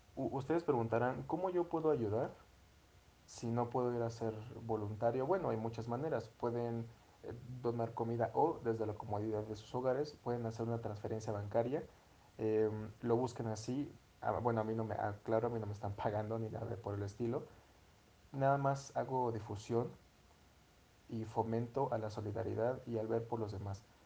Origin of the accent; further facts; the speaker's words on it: Mexico; nuestro país, nuestro querido México